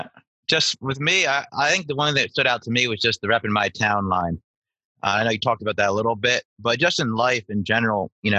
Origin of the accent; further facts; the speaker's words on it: Pennsylvania, United States; moved away; my hometown is like, being from Pennsylvania, a very hardworking blue collar type town.